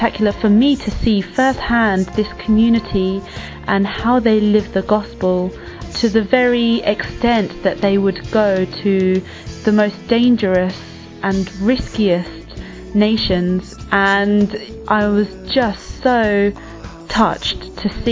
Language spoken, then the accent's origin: English; London, United Kingdom; I was born in London and my parents come from Spain and Philippines